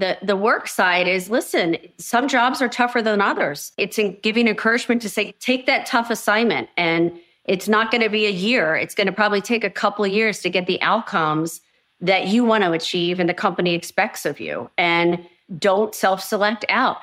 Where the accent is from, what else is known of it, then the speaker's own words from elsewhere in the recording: United States; I am American